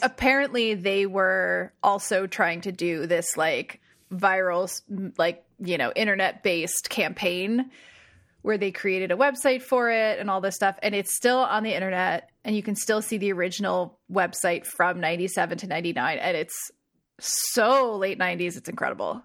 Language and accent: English; New Jersey, United States; I'm from Jersey